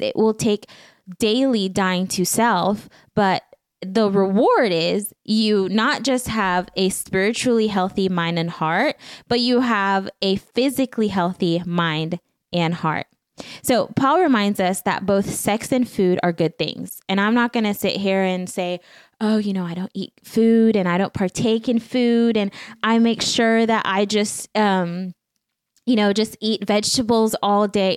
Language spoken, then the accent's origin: English; Belize; moved away; Back home, growing up in Belize, there is not much necessarily